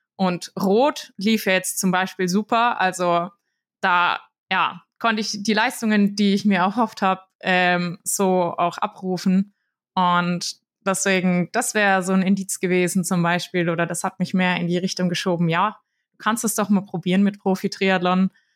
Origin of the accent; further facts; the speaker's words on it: Würzburg, Bavaria, Germany; ich komme aus Würzburg, bin hier aufgewachsen